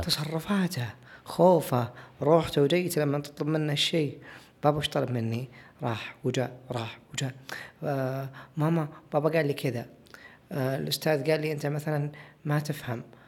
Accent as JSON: {"language": "Arabic", "country": "Saudi Arabia"}